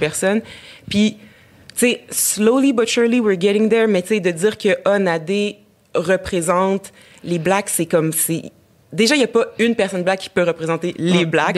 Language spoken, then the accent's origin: French; Abitibi, Quebec, Canada; j'ai grandi en Abitibi